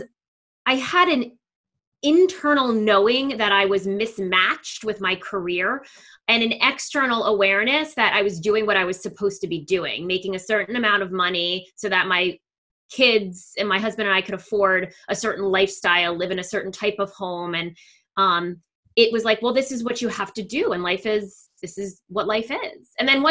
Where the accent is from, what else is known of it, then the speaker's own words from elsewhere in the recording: New Jersey, United States; accent: New York; now in Cherry Hill, United States; You might hear in my accent that I have more of a New York accent. I moved from northern New Jersey, where our city was New York, down to southern New Jersey, where the city is Philadelphia.